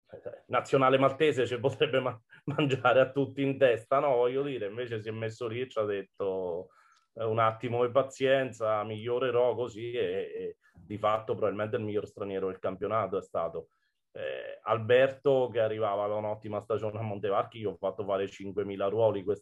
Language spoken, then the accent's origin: Italian; Fabriano, Marche, Italy; born there; perché di fatto sono nato a Fabriano, ma non alleno a Fabriano da 11 anni